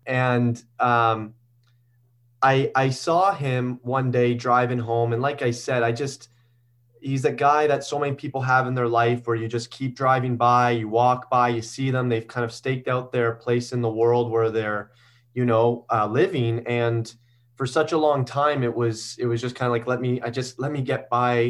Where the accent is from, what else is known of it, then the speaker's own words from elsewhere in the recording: Guelph, Ontario, Canada; I grew up in Guelph, Ontario